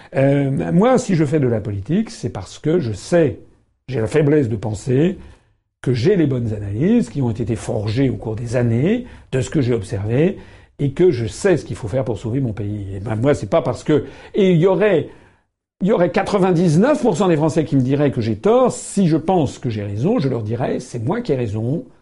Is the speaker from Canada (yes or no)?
no; France; nous sommes français